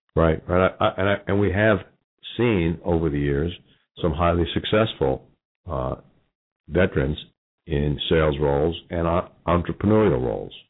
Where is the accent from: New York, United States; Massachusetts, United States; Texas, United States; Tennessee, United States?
New York, United States; Long Island; I'm from Long Island